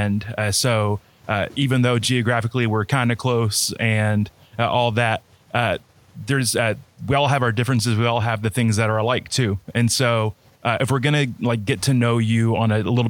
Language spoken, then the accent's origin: English; Florida, United States; also born or lived in Texas; I was born in Texas, but raised in Florida my whole life.